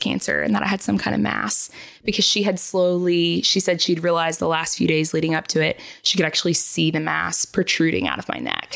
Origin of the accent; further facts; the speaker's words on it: Charlotte, North Carolina, United States; also born or lived in Tennessee; I grew up here in Charlotte